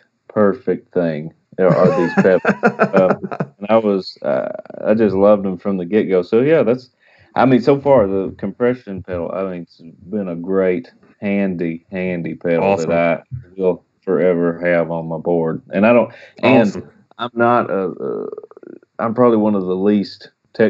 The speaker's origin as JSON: {"language": "English", "region": "East Texas", "country": "United States", "tie": "born or raised there", "said": "I grew up in East Texas, real close to Louisiana."}